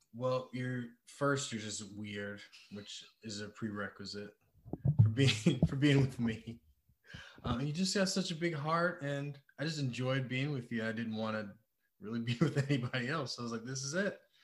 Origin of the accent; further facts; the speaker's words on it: Detroit, Michigan, United States; moved away; also born or lived in Thailand; I'm from Michigan, Detroit, Michigan. Uh, lived a lot of places.